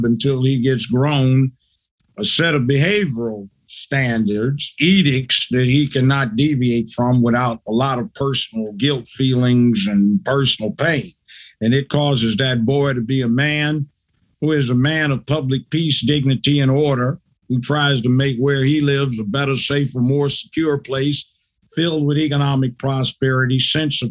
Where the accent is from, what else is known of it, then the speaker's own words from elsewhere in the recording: Los Angeles, California, United States; moved away as an adult; now in Tennessee, United States; I grew up in South Central Los Angeles.